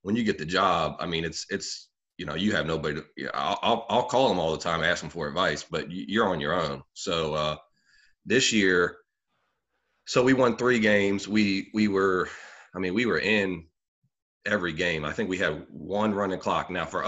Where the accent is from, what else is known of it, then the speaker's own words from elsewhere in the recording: Charlottesville, Virginia, United States; I'm originally from Charlottesville, Virginia. Grew up there, went to Charlottesville High School.